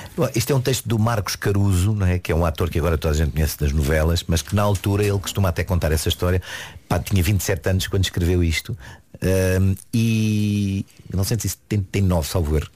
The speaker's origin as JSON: {"language": "Portuguese", "town": "Dundo", "region": "Lunda Norte", "country": "Angola", "tie": "born or raised there", "moved": "yes", "lives_now": "Portugal", "said": "Eu nasci em Angola. Sou de Angola."}